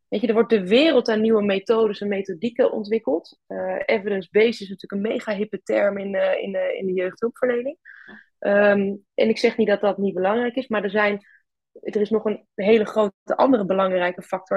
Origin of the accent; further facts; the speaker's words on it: Twente, Overijssel, Netherlands; moved away as an adult; now in Groningen, Netherlands; ik ben oorspronkelijk kom ik uit Twente